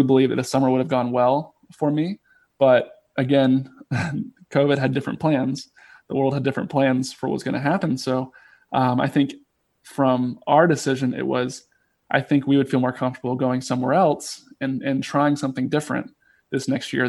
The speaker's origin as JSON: {"language": "English", "town": "Charlotte", "region": "North Carolina", "country": "United States", "tie": "born or raised there", "also_born_or_lived": "Chapel Hill, North Carolina", "said": "It's about 2 hours from where I grew up in Charlotte, North Carolina"}